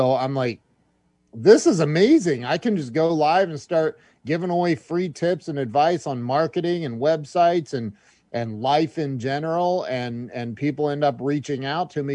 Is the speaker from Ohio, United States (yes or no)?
yes; Indian Lake, Ohio, United States; about 7 years old growing up in Indian Lake, Ohio.